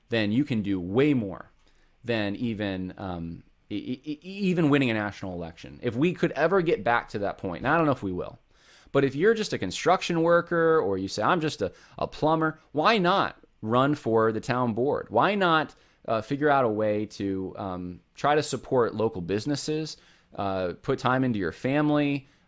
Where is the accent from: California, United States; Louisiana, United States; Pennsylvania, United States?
California, United States; I'm from California originally, so I can say this, but uh, I haven't lived most of my life there, but I have still a family there